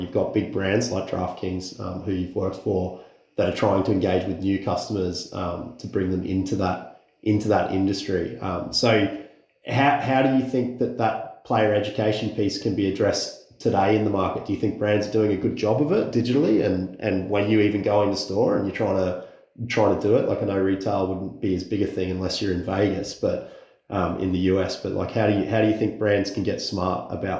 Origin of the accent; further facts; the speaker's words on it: Australia; moved away as an adult; also born or lived in United Kingdom / Ireland; being an Antipodean from Australia, moving to the UK and Ireland.